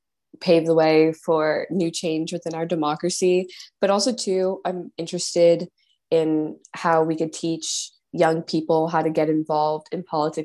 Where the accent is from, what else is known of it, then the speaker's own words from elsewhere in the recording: New York City, New York, United States; I'm from Queens.